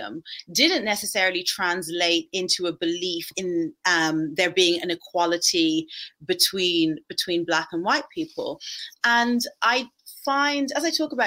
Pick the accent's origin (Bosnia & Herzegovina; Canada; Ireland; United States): Ireland; I grew up, well, I'm Irish, and growing up in Ireland in the 1980s